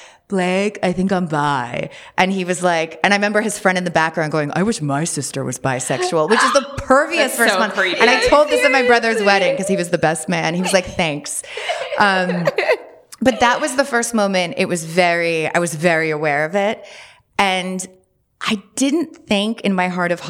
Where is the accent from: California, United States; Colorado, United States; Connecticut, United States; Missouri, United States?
Connecticut, United States; Westport; I grew up in Westport, Connecticut, which is quite conservative, very preppy